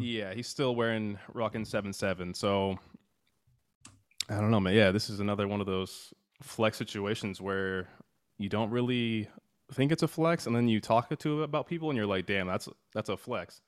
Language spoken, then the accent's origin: English; United States; we're American